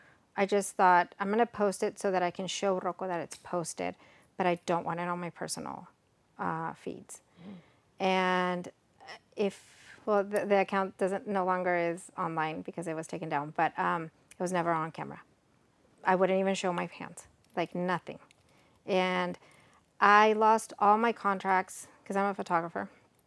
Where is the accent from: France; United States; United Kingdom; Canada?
United States; Texas; born there; also born or lived in Mexico; I'm Mexican American. I was born here in Texas, but I graduated college in Mexico